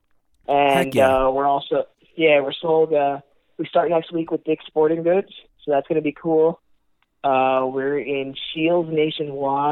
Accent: Woodstock, Connecticut, United States; moved away; also born or lived in New York; We all grew up in a small town called Woodstock.

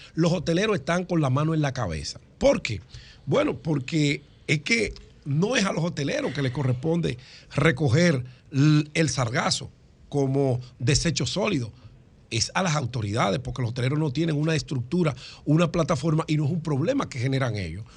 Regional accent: Dominican Republic; me siento satisfecho como dominicano

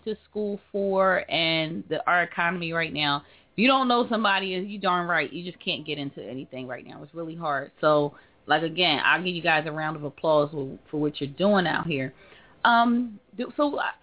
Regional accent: Philadelphia, Pennsylvania, United States; I'm from North Philly

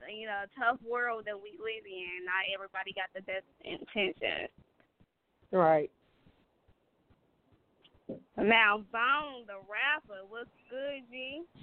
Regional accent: Gary, Indiana, United States; I'm from the hood too, so I understand your struggle. I'm from Gary, Indiana

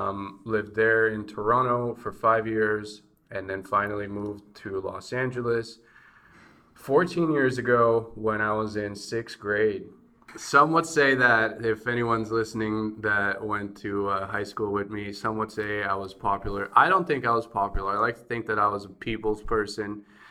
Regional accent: Bulgaria; now in United States; growing up in Bulgaria, especially at a communist time or post-communist time, it's much different.

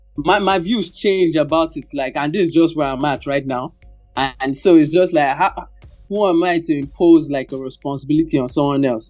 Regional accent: Nigeria; growing up in Nigeria

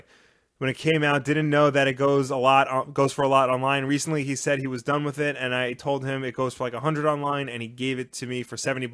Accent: New York, United States; We're on Long Island.

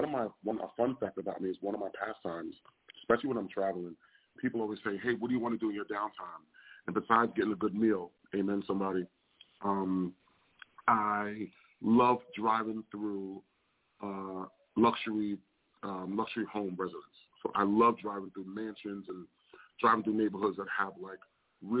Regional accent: New York City, New York, United States; I'm originally from Staten Island, New York, born and raised

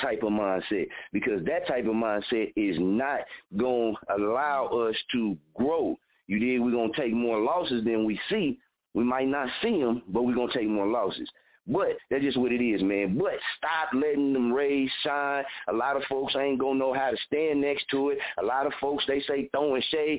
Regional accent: Muskogee, Oklahoma, United States; this is my hometown

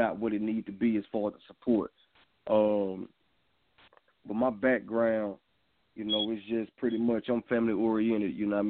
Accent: Hope, Arkansas, United States; I'm from Hope, Arkansas. Where I'm at, you know, it's really not a lot of support, you know, for the independent artists

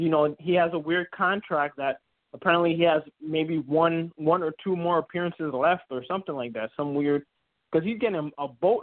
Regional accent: New York City, New York, United States; we're both born and bred in New York.

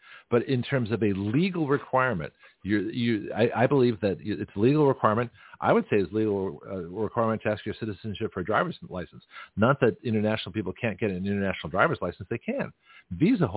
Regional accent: San Francisco, California, United States; I'm from San Francisco

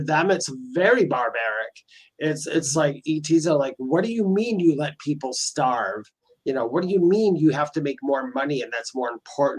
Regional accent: Milwaukee, Wisconsin, United States; also born or lived in New Berlin, Wisconsin; And I'm from Wisconsin. I was born and raised in Wisconsin

